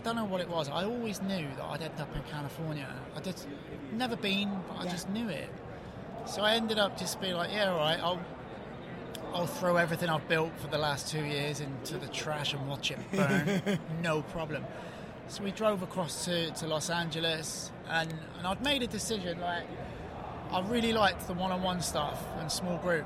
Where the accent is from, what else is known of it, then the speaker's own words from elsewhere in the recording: England, United Kingdom; moved away as an adult; also born or lived in New York; now in United States; I brought up in England